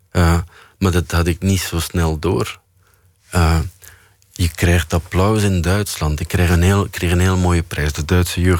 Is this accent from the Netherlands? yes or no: no; Flanders, Belgium; En bij ons in Vlaanderen staat het in de krant... vijf regels.